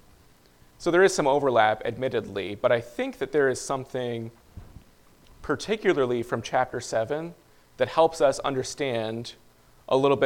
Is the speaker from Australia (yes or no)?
no; Flint area, Michigan, United States; those are the cities around the area that I grew up in Michigan